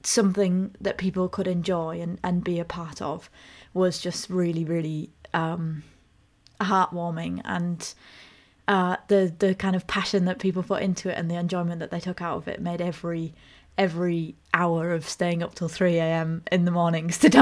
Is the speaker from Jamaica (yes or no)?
no; Ulverston, North West England, United Kingdom; moved away as an adult; I grew up in Cumbria and moved away when I was 18.